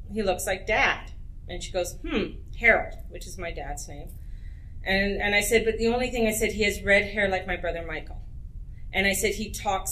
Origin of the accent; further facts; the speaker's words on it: Edmonton, Alberta, Canada; moved away; also born or lived in Penticton, British Columbia; I was raised in Edmonton, Alberta